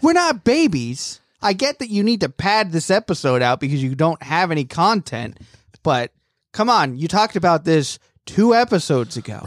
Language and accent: English; United Kingdom; moved away; I am British